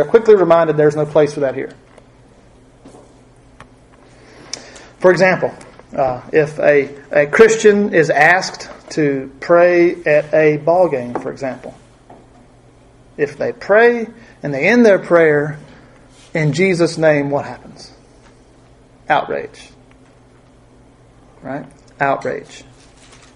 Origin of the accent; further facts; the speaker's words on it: United States; we in America